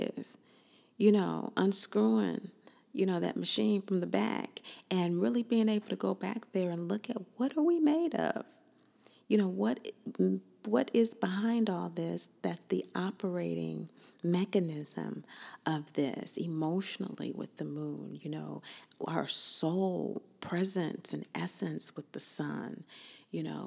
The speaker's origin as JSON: {"language": "English", "region": "Kansas", "country": "United States", "said": "I'm from Kansas"}